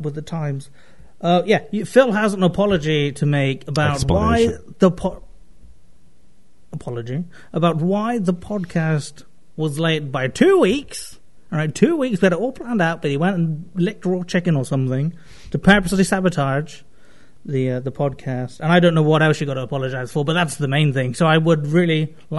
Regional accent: United Kingdom; I'm British

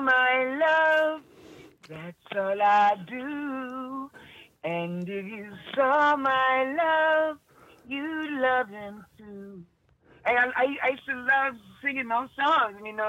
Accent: Chicago, Illinois, United States; No, this is Chicago. I was born in Chicago, born and raised

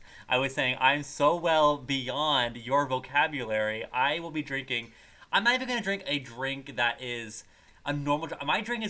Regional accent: the North, Northern United States, United States; I am not from the South. I am from a North. I am a Northern gal.

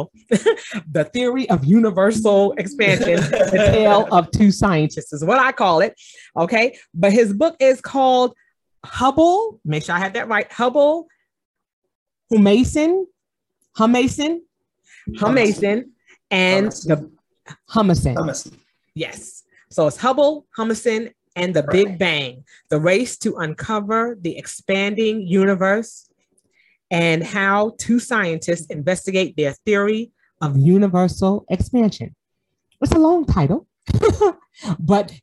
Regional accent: New York City, New York, United States; it's my hometown.

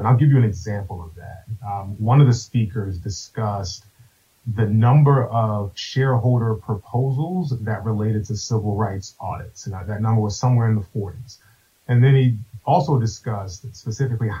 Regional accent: Maryland, United States; moved away as an adult; now in Washington, D.C., United States; I grew up in Maryland, but started my career here in D.C. back in 2007

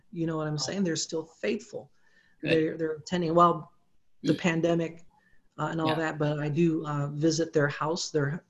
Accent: Philippines; Well, you know, being I grew up in the Philippines, I do speak Tagalog.

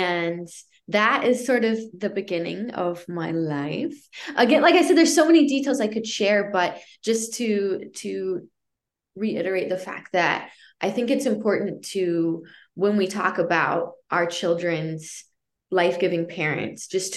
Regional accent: East St. Louis, Illinois, United States; I was born in the East St. Louis area from two parents that were struggling a whole lot

